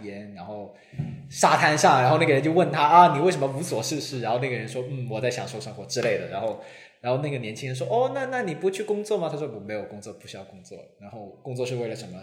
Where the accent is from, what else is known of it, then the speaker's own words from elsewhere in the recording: Guangzhou, Guangdong, China; now in Hong Kong; 我本身我是广州人嘛